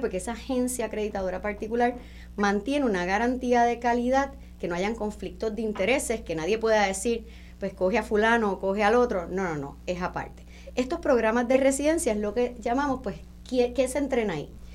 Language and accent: Spanish; Puerto Rico